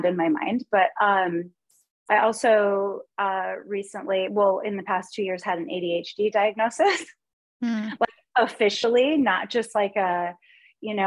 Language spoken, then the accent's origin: English; Los Angeles, California, United States; also born or lived in Chicago / Portland; now in Kansas, United States; I grew up in Los Angeles and I went to like a really, hoity-toity private school